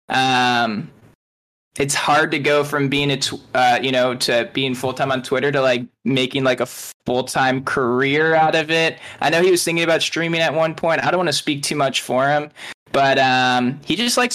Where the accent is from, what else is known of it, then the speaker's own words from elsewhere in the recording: Akron, Ohio, United States; So he's like a Cleveland guy as well. I'm from Akron